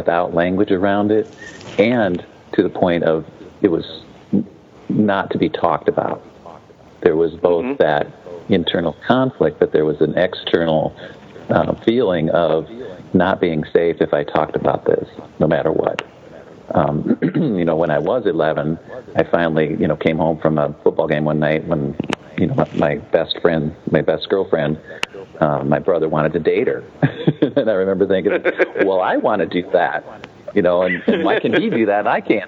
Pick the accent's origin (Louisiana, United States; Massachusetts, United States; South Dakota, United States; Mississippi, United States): South Dakota, United States; I grew up in South Dakota, just up the road from you